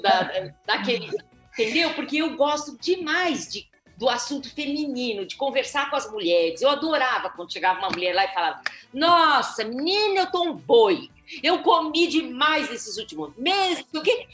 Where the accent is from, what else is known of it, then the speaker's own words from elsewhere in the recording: Minas Gerais, Brazil; nós somos mineiras